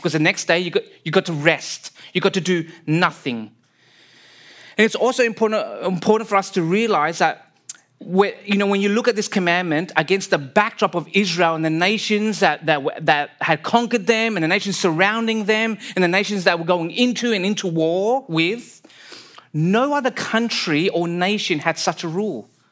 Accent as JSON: {"language": "English", "town": "Sydney", "region": "New South Wales", "country": "Australia", "tie": "born or raised there", "moved": "as an adult", "lives_now": "British Columbia, Canada", "said": "I was born and raised in Sydney, Australia."}